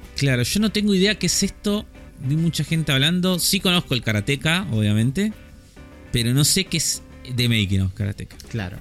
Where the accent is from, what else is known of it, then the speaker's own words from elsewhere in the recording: Argentina; nuestro acento